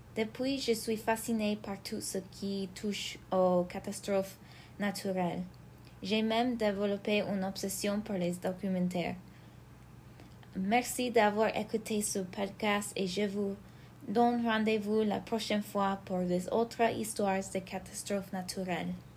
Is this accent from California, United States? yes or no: no; Belvidere, Illinois, United States; Dans ma ville natale